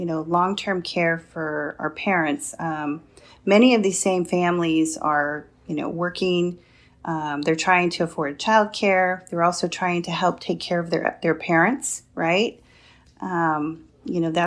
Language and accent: English; Sacramento, California, United States; moved away as an adult; now in Whittier, United States; I grew up in Sacramento and went to public schools there, went to college there, and that's my hometown for all intents and purposes